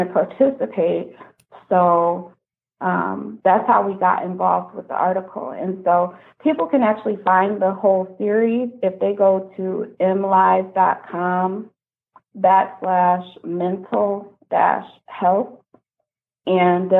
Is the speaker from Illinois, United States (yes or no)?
no; Kalamazoo, Michigan, United States; I'm from Kalamazoo